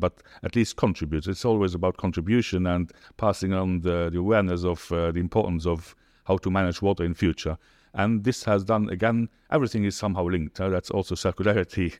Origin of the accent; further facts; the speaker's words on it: Luxembourg; moved away as an adult; now in United Arab Emirates; I'm from Luxembourg, as you said. And, yeah, since now two thousand nine in the U